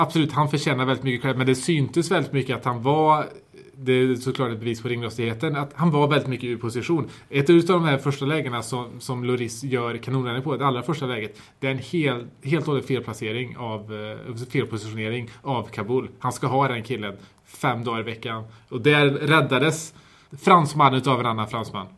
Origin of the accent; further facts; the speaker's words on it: Värmland, Sweden; mitt värmländska hjärta